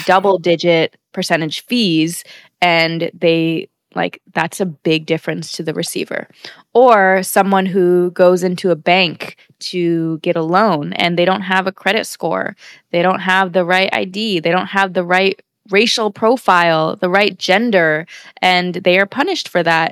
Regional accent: United States; born and raised in America

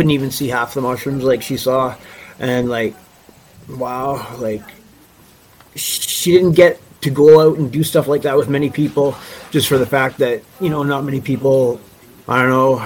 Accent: Vancouver, British Columbia, Canada; also born or lived in Nelson; now in Cranbrook, Canada; I grew up in Vancouver

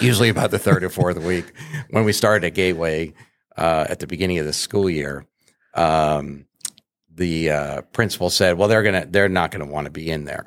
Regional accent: New England, United States; I grew up in New England

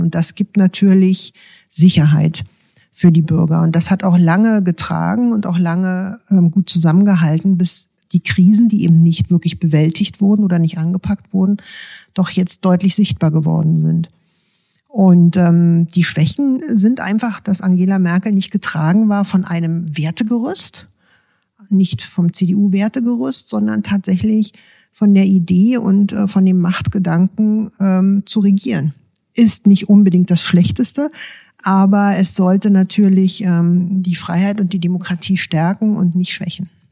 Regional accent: Brandenburg, Germany; bei uns in Brandenburg

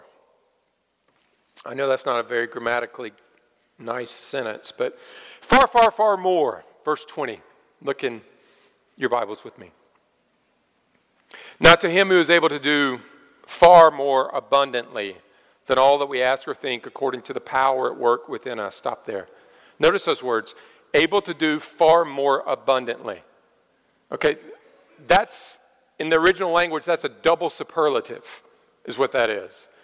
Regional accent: United States; being an American

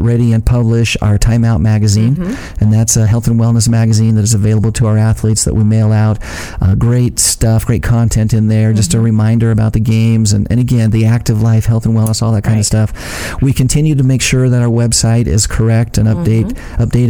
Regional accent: Ashton, Idaho, United States; I grew up in a small farming community in Idaho, Ashton, Idaho, my hometown, seed potato capital of the world

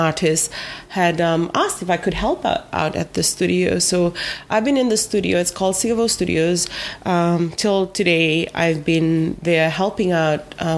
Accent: Vivia, Lau Islands, Eastern Division, Fiji; I'm from Vivia

